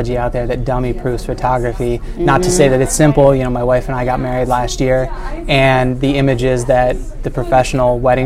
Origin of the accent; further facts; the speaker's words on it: Michigan, United States; also born or lived in Ohio; now in Carmel, United States; I'm originally from Michigan